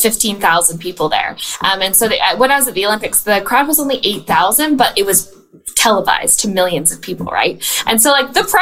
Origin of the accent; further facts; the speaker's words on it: Canada; I was born and raised in Canada.